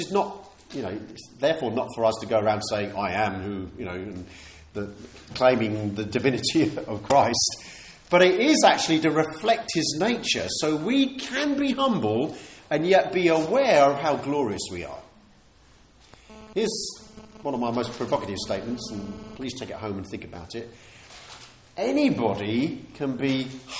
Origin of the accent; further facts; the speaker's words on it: United Kingdom; We're humble British people